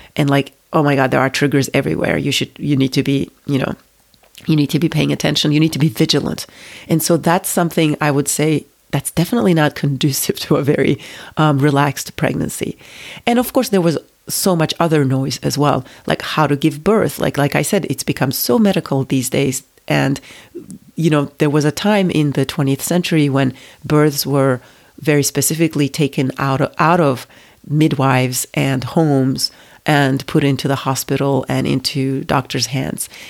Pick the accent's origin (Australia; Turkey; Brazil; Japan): Turkey; moved away as an adult; also born or lived in United States; I grew up in Turkey, it's a very nationalistic country